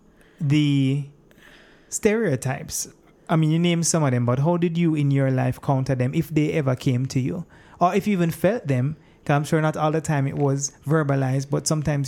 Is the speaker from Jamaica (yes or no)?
yes; Jamaica; I'm a Jamaican man